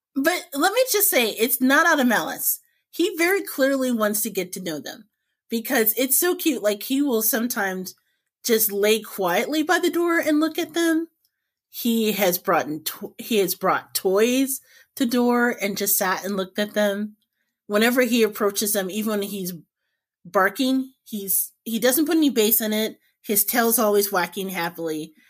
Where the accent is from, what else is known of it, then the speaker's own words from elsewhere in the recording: Indianapolis, Indiana, United States; growing up in Indiana